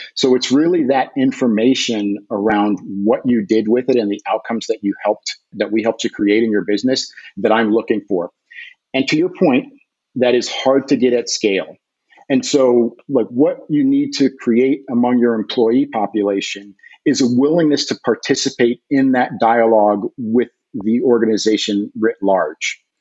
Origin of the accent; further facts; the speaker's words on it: United States; I'm an American soccer player, an American soccer coach